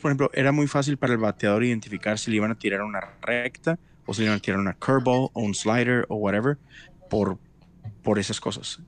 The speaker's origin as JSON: {"language": "Spanish", "town": "Monterrey", "region": "Nuevo León", "country": "Mexico", "tie": "born or raised there", "moved": "as an adult", "lives_now": "Houston, United States", "said": "yo nací, crecí por 30 años en México"}